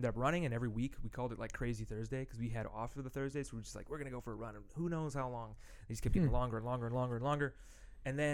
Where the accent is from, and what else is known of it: United States; moved away; also born or lived in Japan